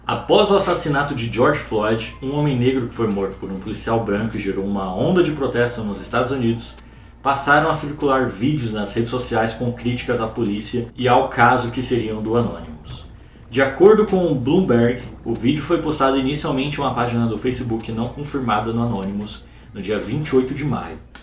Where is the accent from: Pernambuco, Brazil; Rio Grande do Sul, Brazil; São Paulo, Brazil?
São Paulo, Brazil; ativei mais uma conquista aí como paulistano